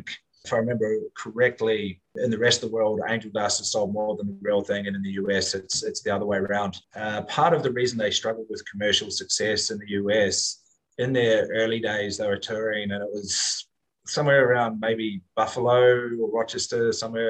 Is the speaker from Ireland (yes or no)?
no; New Zealand; now in Singapore; as a New Zealander